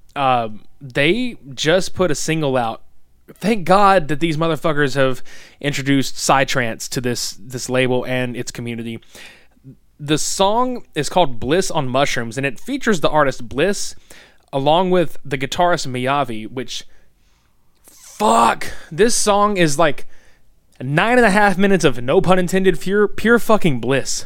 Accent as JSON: {"language": "English", "region": "the South", "country": "United States", "said": "we're from the South"}